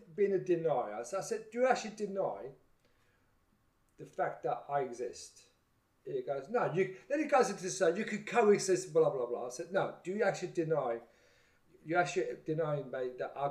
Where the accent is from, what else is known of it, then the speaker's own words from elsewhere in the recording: Kyrenia, Kyrenia District, Cyprus; moved away; I'm from Kyrenia.